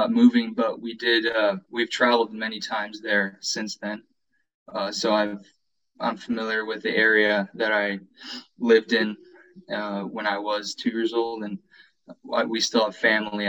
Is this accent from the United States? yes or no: yes; Seattle, Washington, United States; also born or lived in Romania; And so my family didn't know that they were going to move over here to the United States until I was like 2 years old. Mm-hmm. And so I've lived here most of my life, but you know, I still have those roots back home.